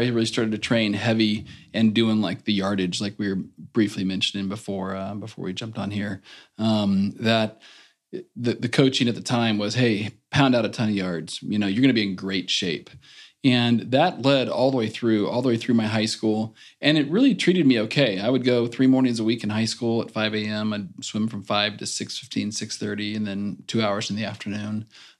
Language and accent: English; Bakersfield, California, United States; I'd done the rec swimming here in Bakersfield all growing up in Kern County.